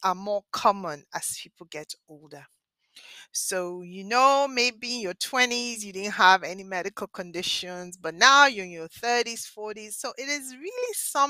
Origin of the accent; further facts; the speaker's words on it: Nigeria; now in Philadelphia, United States; I spent my formative years in Nigeria in West Africa.